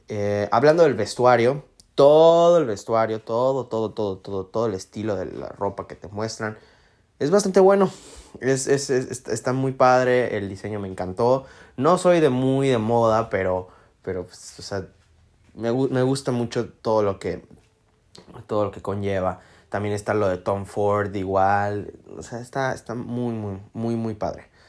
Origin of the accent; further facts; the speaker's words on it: Mexico; yo soy mexicano